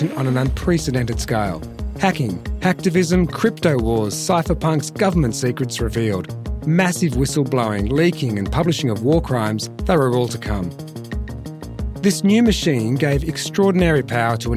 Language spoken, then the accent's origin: English; Melbourne, Victoria, Australia; my hometown of Melbourne. I grew up in the 80s